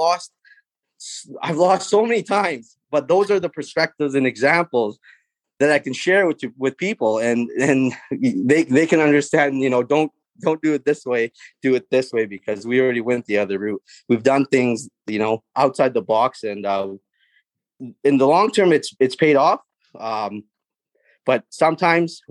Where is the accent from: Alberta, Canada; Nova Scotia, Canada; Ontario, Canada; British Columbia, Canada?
British Columbia, Canada; Prince Rupert; I'm born and raised in Prince Rupert